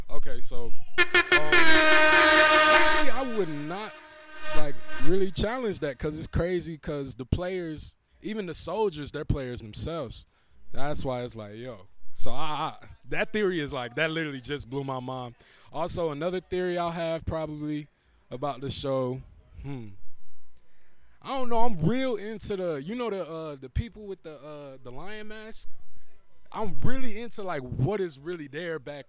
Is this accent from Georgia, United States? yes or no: yes; Gwinnett, Georgia, United States; I'm from Gwinnett, Georgia